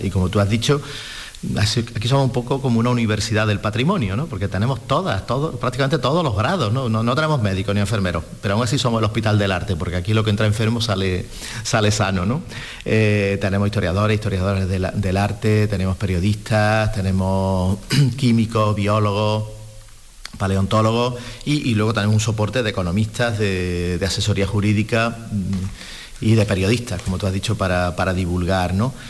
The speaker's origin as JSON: {"language": "Spanish", "town": "Córdoba", "region": "Andalusia", "country": "Spain", "moved": "yes", "lives_now": "Seville, Spain", "said": "yo soy de Córdoba, entonces eh, no me voy a comparar, pero bueno, soy un Córdoba en Sevilla"}